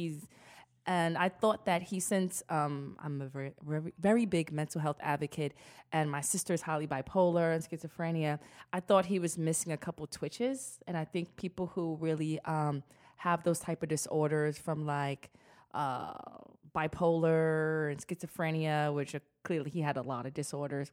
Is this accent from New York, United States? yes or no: yes; New York City, New York, United States; I'm from the Bronx, I'm hood